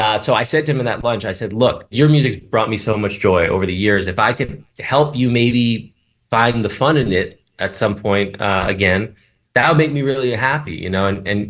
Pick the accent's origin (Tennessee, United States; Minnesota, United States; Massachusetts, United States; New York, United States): New York, United States; New York City; I'm a New Yorker.